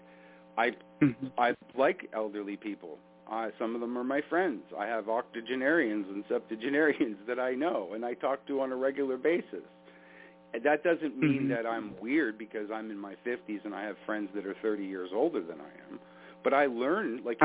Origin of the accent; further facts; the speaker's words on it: Canada; as a Canadian